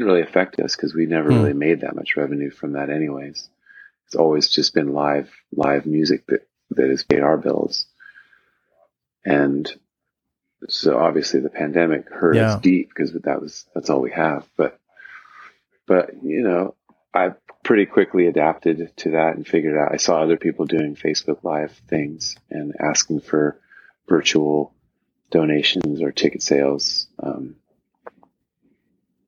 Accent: Los Angeles, California, United States; growing up in Los Angeles

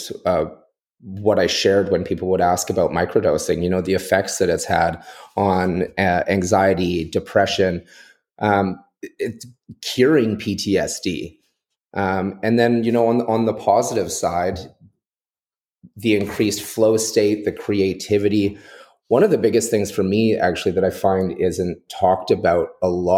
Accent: Nanaimo, British Columbia, Canada; I grew up in Nanaimo on Vancouver Island

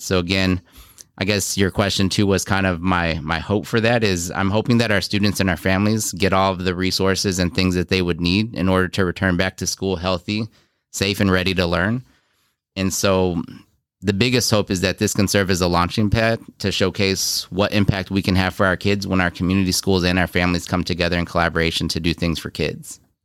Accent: Houston, Texas, United States; moved away as an adult; also born or lived in South Korea / Iowa; now in Beloit, United States; Grew up mostly in Houston

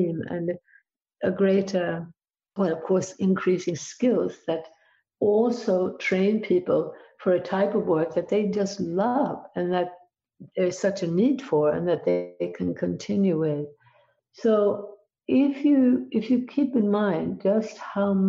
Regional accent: Sweden; I grew up in Sweden

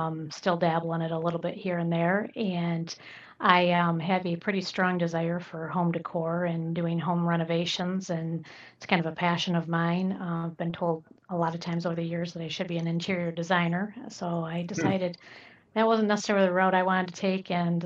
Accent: Michigan, United States; also born or lived in Southwest Florida; now in Fort Myers, United States; I came originally from Michigan

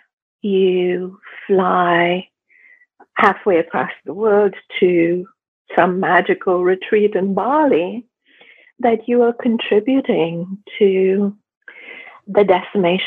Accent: India; now in Canada; I grew up in India

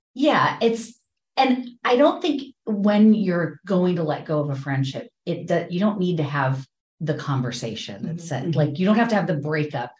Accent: Ohio, United States; moved away as an adult; also born or lived in Richmond, Virginia / Boston / Los Angeles; now in Pacific Northwest, United States; I grew up in Ohio, and then I moved to Richmond, Virginia, then Boston, then Los Angeles, then here

